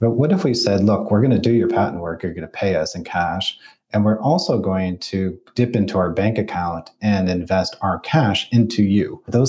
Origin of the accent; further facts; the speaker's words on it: Detroit, Michigan, United States; you know, I come from Detroit.